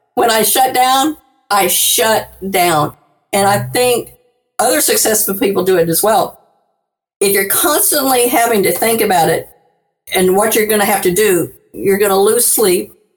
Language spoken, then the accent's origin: English; New Orleans, Louisiana, United States; I live, I'm from New Orleans